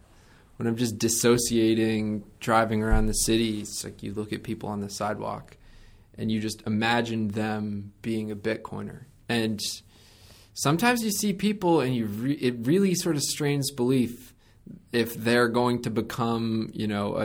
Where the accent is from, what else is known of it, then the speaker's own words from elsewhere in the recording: Connecticut, United States; I was a twerp from Connecticut, wanted to work in financial services my whole life, really idolized a lot of the fiduciary, like investment management professionals around where I grew up.